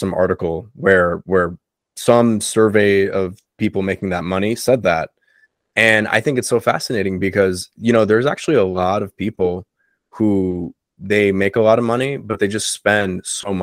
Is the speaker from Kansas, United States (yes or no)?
no; South Florida, United States; all the friends I have down here growing up in South Florida